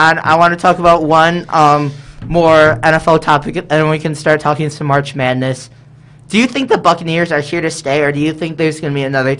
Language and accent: English; Detroit, Michigan, United States; I'm from Detroit